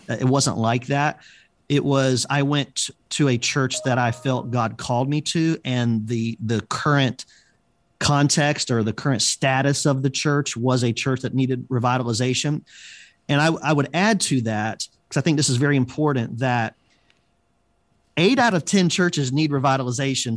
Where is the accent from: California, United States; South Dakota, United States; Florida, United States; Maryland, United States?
Florida, United States; Tampa; moved away as an adult; now in Chicago, United States; I was pastoring in my hometown